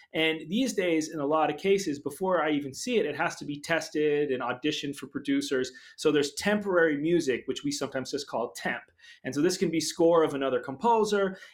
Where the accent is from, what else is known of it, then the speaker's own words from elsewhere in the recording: Brookline, Massachusetts, United States; I was just a suburban kid in Brookline, Massachusetts, outside of Boston